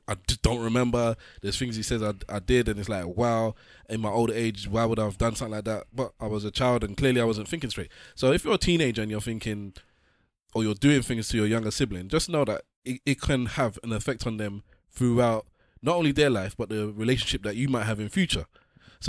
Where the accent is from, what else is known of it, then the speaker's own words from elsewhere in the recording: Nigeria; We're Nigerian, we have old school values